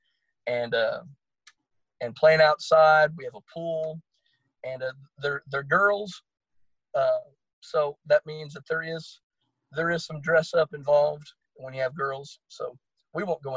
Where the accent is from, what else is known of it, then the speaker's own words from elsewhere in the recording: Bristow, Oklahoma, United States; my hometown of Bristow